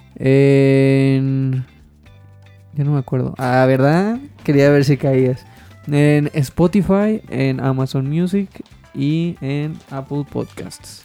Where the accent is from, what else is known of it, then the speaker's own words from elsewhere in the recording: Mexico; como todo mexicano